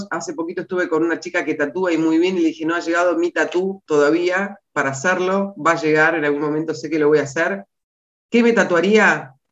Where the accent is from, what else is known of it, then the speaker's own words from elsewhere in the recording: Buenos Aires, Argentina; La Flores es mi ciudad natal, pero no es mi lugar en el mundo